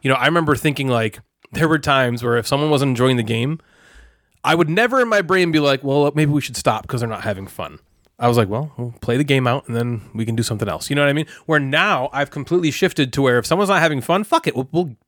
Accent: Ireland; Like I'm from originally from Ireland.

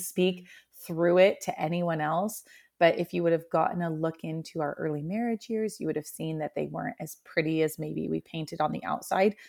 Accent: Oregon, United States; also born or lived in Central Washington; now in Washington, United States; I'm originally from Oregon, about three hours south and my family's still there

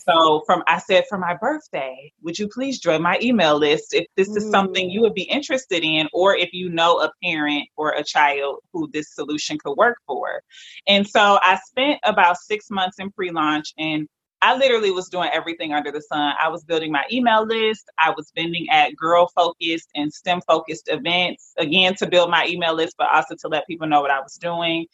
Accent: Detroit, Michigan, United States; I am a proud Detroiter, born and raised in Detroit, Michigan

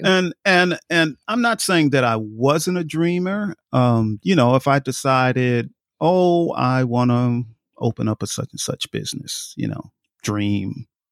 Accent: New York, United States; I grew up in New York

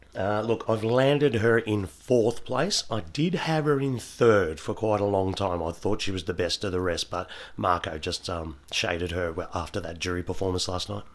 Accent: Australia; as Aussie fans

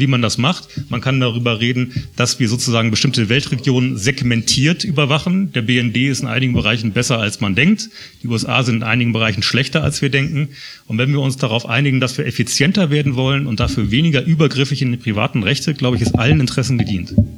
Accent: Germany; Bei uns in Deutschland

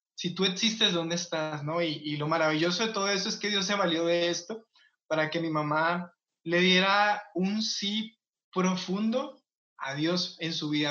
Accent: Colombia; moved away; el barrio o la colonia que yo me crié en Colombia

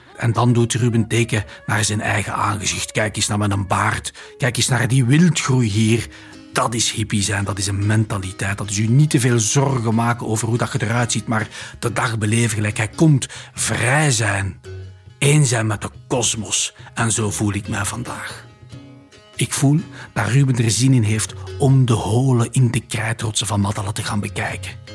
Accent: Flanders, Belgium; Wij komen uit België. Wij zijn Vlamingen op tour door de Middellandse Zee.

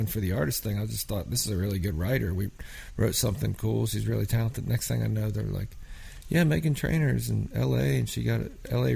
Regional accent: Pennsylvania, United States; I'm from Pennsylvania

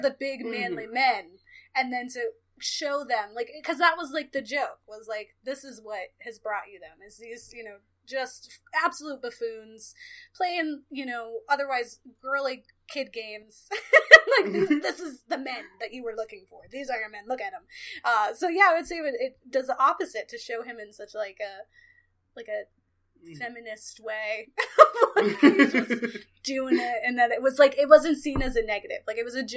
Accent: Philadelphia, Pennsylvania, United States; I'm a vegan from Philadelphia

